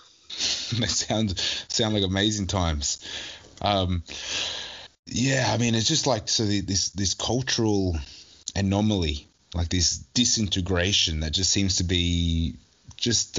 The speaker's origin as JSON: {"language": "English", "town": "Newcastle", "region": "New South Wales", "country": "Australia", "tie": "born or raised there", "said": "I was born in Newcastle, grew up in Newcastle, left for maybe at most four years mm-hmm. in my whole life where I was living overseas"}